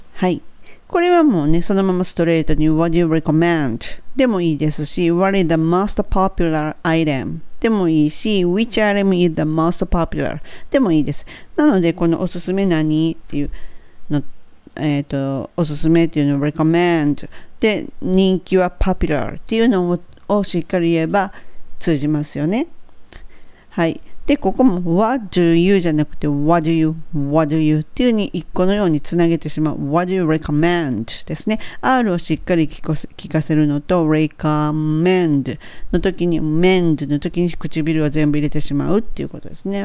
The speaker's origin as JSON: {"language": "Japanese", "region": "Kansai", "country": "Japan"}